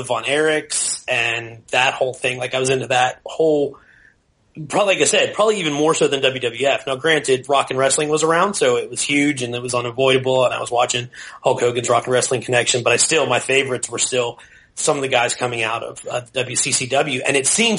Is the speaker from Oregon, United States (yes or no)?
no; Pittsburgh, Pennsylvania, United States; I grew up in Pittsburgh